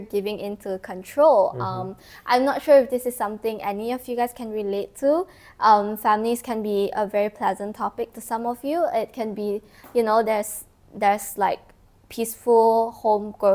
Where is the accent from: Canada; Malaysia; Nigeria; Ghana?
Malaysia; Kuching, Sarawak; moved away; I was in my hometown, Kuching